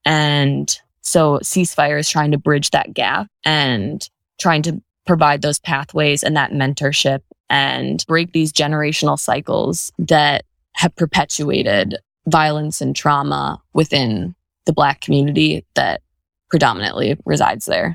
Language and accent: English; Birmingham, Michigan, United States; also born or lived in New Orleans, Louisiana; I am from Birmingham, Michigan, and I still live there in the same house that I grew up in with my parents